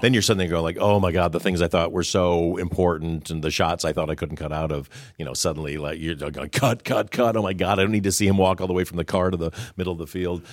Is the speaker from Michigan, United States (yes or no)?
yes; Detroit, Michigan, United States; he's from Detroit, where I'm from.